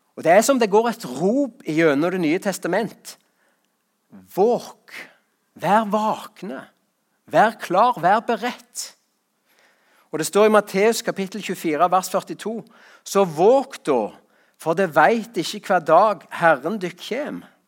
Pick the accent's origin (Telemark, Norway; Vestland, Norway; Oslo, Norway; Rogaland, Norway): Rogaland, Norway; på gården hjemme på Salte